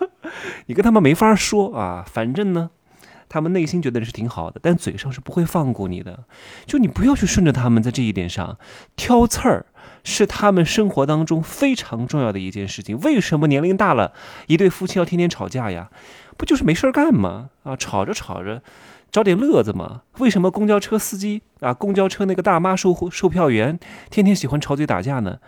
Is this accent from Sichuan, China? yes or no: no; Wuhu, Anhui, China; moved away; 如果我在南京，我是芜湖人嘛